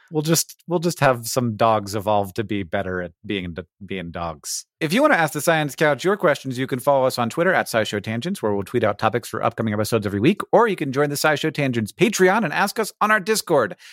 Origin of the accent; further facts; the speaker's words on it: Florida, United States; I grew up in Florida